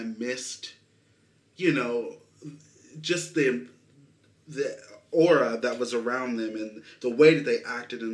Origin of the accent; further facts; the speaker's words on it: Kansas City, Missouri, United States; I'm from Kansas City